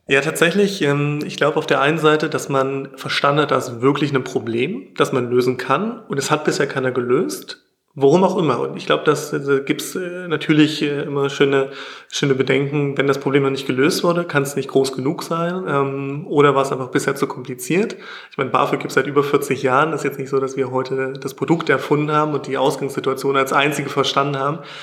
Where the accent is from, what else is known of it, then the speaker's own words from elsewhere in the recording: near Magdeburg, Saxony-Anhalt, Germany; Ich komme aus der Nähe von Magdeburg